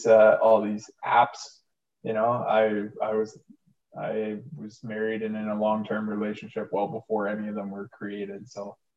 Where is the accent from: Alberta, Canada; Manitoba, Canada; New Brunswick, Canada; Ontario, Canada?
Ontario, Canada; Pickering; my childhood home, my hometown of Pickering